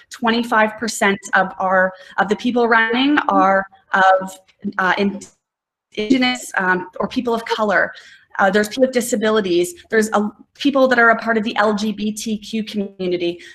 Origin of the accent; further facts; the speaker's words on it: Nelson, British Columbia, Canada; I grew up in Nelson.